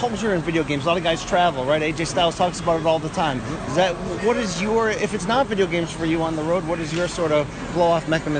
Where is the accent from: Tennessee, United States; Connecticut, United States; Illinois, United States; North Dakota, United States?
Connecticut, United States; So growing up, for me in Connecticut